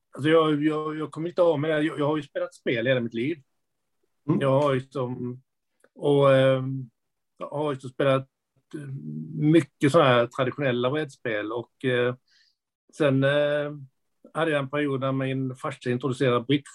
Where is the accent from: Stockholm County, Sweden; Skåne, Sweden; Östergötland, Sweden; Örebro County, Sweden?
Skåne, Sweden; accent: Skånska; also born or lived in Lund / Enköping; jag pratar skånska. Ja. Det, det, skånska pratar jag nog för att jag bor i Lund. Jag har bott i Skåne i princip hela mitt liv